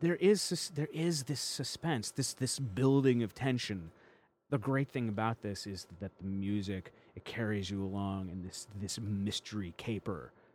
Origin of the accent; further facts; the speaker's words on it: Chicago, Illinois, United States; now in Los Angeles, United States; I was born in Chicago